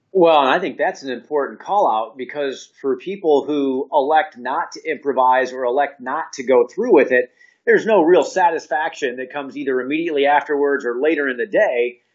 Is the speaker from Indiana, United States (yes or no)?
yes; Indiana, United States; born or raised there; now in Atlanta, United States